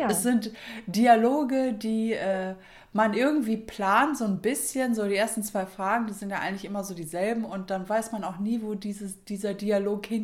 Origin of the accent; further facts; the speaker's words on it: Düsseldorf, North Rhine-Westphalia, Germany; now in Minden, Germany; Ja, ich bin ja damals von Düsseldorf nach Minden gezogen und natürlich habe ich noch Familie in äh, Düsseldorf. Meine ganze Familie ist da äh, ansässig, würde ich mal sagen.